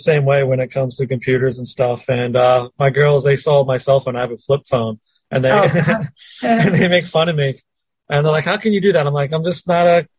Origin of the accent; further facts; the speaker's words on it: near Philadelphia, Pennsylvania, United States; I grew up near the Philadelphia area.